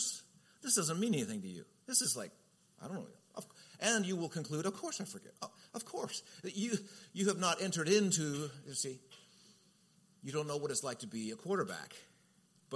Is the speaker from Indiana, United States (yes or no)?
no; Southern California, United States; I'm from Southern Cal